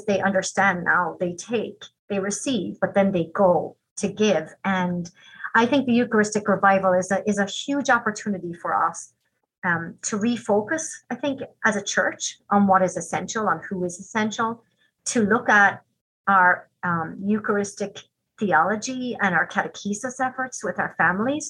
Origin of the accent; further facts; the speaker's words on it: Ireland; now in Green Bay, United States; When I was growing up in Ireland, we were all taught a little song.